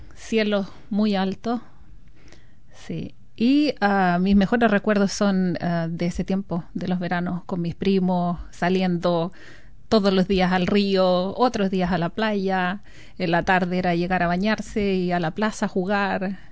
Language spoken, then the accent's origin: Spanish; Constitución, Maule, Chile; moved away as an adult; also born or lived in Talca; now in New Zealand; yo soy nacida y criada en la ciudad de Constitución